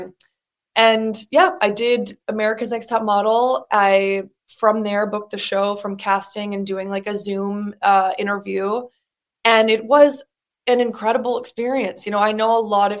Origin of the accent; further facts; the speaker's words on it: Birmingham, Michigan, United States; moved away as an adult; also born or lived in New York City; I was originally from Birmingham, Michigan. I did community theater, musical theater in my hometown my entire childhood